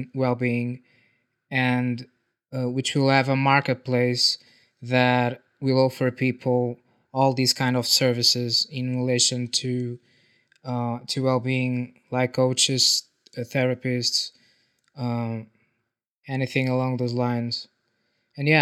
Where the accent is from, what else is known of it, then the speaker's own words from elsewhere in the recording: Portugal; I'm from Portugal.